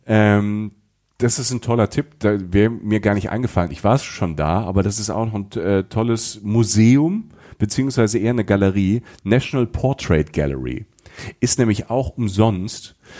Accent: Germany; als Deutscher

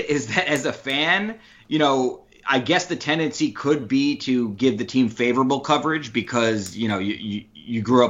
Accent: New Rochelle, New York, United States; I grew up in Westchester County, not too far from the city, New Rochelle, New York, to be exact.

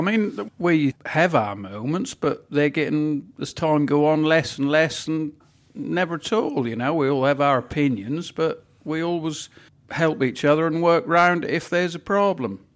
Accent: Norfolk, East of England, United Kingdom; accent: Norfolk; when I was young, I was always embarrassed about my Norfolk accent

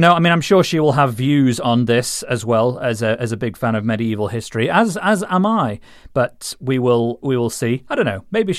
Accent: Rotherham, Yorkshire and the Humber, United Kingdom; I mean, I grew up in Rotherham, so it was probably just old knives discarded from local murderers and things like

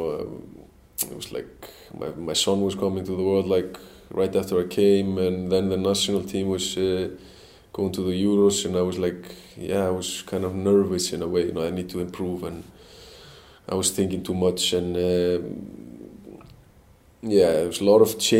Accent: Selfoss, Southern Region, Iceland; moved away; Selfoss, my hometown club

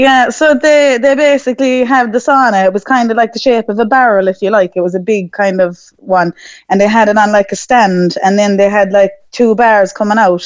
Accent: Mitchelstown, Munster, Ireland; I'm from Mitchelstown myself

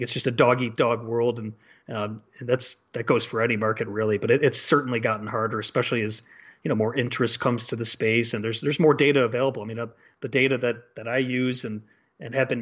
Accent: Chicago, Illinois, United States; moved away; that young kid growing up in Chicago

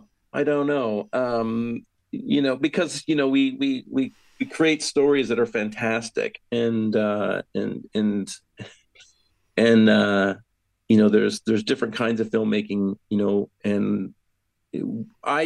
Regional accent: Canada; moved away as an adult; also born or lived in England; I was born and raised in Canada, but my family is from the Yorkshire area, in West Yorkshire area in England

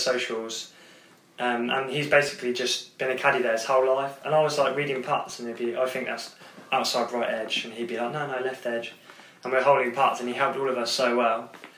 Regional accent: South Africa; Sif Ifrika. I'm from Sif Ifrika.

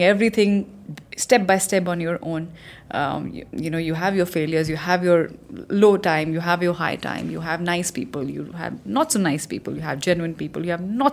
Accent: Chandigarh, India; moved away; also born or lived in Himachal Pradesh; I am from Himachal, that's where I was born, but I grew up in a city called Chandigarh

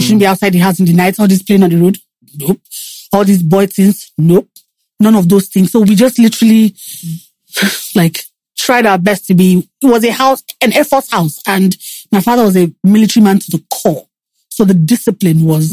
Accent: Lagos, Nigeria; I grew up here in Lagos

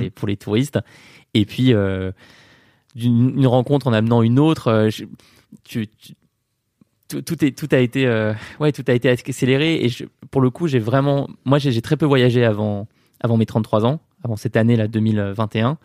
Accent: Paris, Île-de-France, France; du 24 rue de Condé, euh, là où j'ai grandi

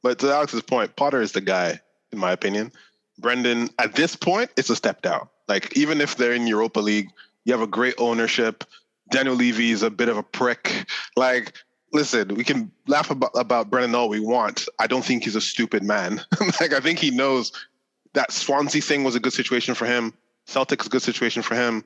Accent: Oman; growing up in Oman

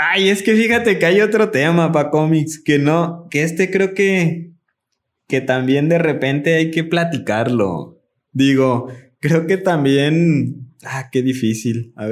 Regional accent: Mexico; así somos los mexicanos

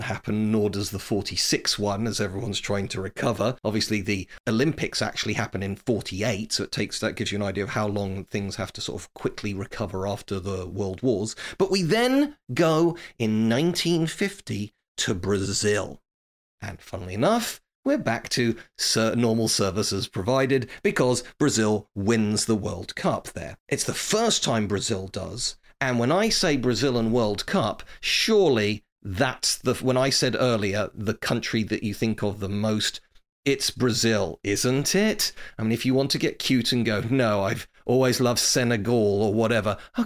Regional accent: England, United Kingdom; I'm obviously an English person, a proud English person.

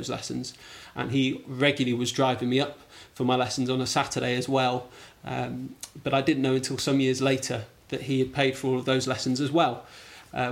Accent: Wrexham, Wales, United Kingdom; moved away as an adult; also born or lived in Blackpool / East Anglia / South London; I really, I suppose, grew up in Wrexham. We spent 10 years, which is unusual to spend that long as officers' children in one place, from 8 till 18 till I went to university

